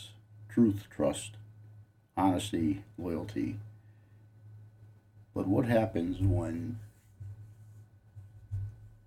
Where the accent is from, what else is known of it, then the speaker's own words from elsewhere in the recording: Connecticut, United States; my home state of Connecticut